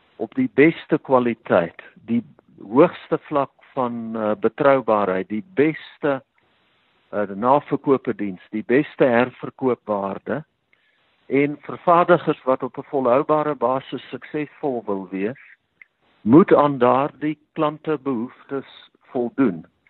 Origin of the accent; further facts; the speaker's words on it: Bultfontein, Free State, South Africa; also born or lived in Kroonstad; ek het in die Vrystaat grootgeword in 'n uh, dorpe met die naam van Bultfontein.